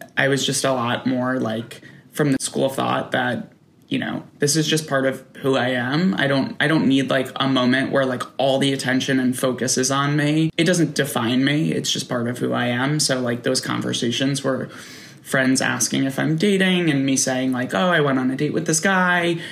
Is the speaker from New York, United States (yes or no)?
yes; New York, United States; I'm from New York. I grew up outside of Manhattan